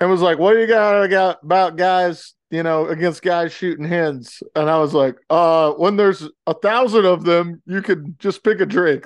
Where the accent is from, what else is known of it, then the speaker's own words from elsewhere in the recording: the South, United States; moved away; growing up in the South